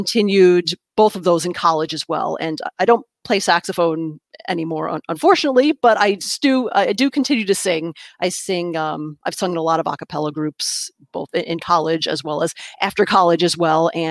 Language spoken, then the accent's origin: English; New York, United States; first language English; I grew up in New York State, about an hour north of New York City, and in the suburbs